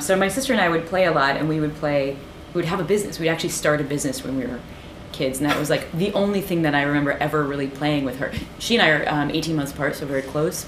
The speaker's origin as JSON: {"language": "English", "town": "Peoria", "region": "Illinois", "country": "United States", "tie": "born or raised there", "also_born_or_lived": "Ohio", "moved": "yes", "said": "I grew up in the Midwest"}